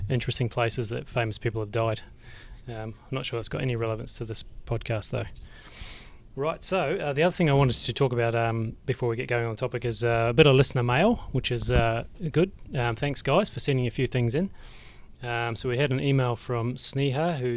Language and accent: English; New Zealand; I remember growing up in the Shaky Islands myself